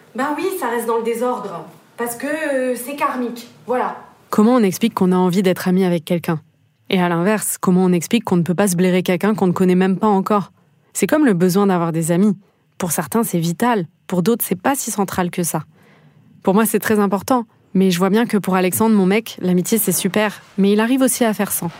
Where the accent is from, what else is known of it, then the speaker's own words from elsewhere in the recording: Toulouse, Occitania, France; Je suis née et j'ai grandi à Toulouse